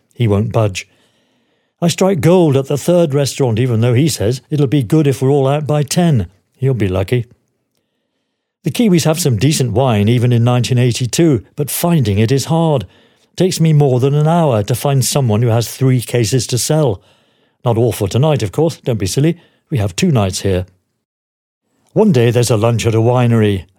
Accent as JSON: {"language": "English", "country": "United Kingdom", "said": "As British journalists, officially accredited to the tour"}